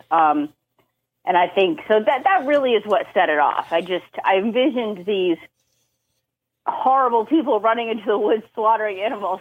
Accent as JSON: {"language": "English", "town": "Boston", "region": "Massachusetts", "country": "United States", "tie": "born or raised there", "also_born_or_lived": "New Hampshire", "moved": "as an adult", "lives_now": "Virginia, United States", "said": "I grew up Massachusetts, um, spent most of my life there"}